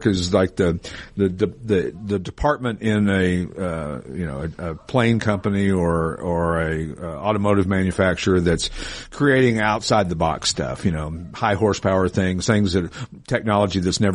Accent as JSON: {"language": "English", "region": "Tennessee", "country": "United States", "tie": "born or raised there", "said": "where I grew up in Tennessee"}